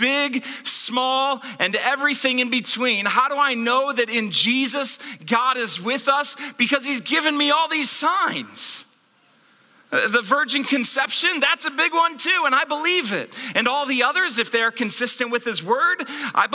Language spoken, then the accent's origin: English; Akron, Ohio, United States; the children's hospital that I was born in Akron, Ohio